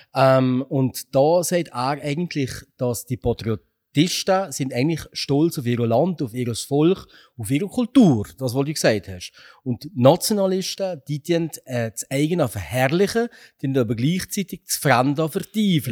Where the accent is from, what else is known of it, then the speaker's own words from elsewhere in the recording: Upper Valais, Switzerland; wir Walliser, Oberwalliser, wir sind Walliser